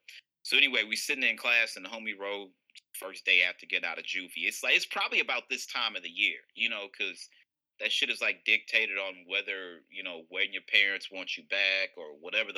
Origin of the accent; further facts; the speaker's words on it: University City, Missouri, United States; I'm from University City, Missouri. U City is a suburb of St. Louis